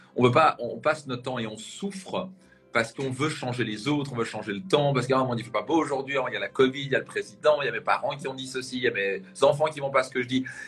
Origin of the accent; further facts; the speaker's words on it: Strasbourg, Grand Est, France; je viens de la région de Strasbourg.